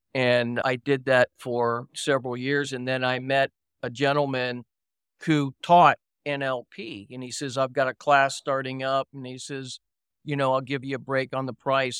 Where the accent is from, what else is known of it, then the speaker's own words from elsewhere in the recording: Miami, Florida, United States; moved away; also born or lived in Virginia / Los Angeles; I grew up in Florida, I grew up in Miami, and was living in Virginia, had gone to high school there